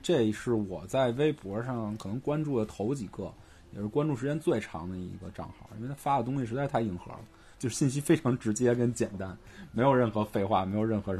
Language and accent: Chinese; Beijing, China; 们不不不，我们都是北京人，